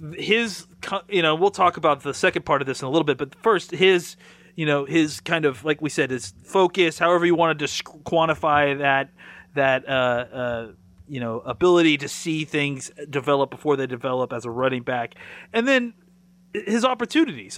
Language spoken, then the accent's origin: English; Dallas, Texas, United States